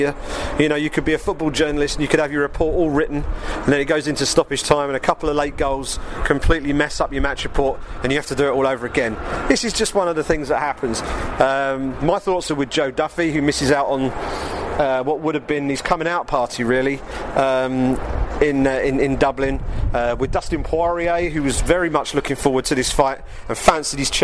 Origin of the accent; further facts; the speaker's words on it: England, United Kingdom; as an Englishman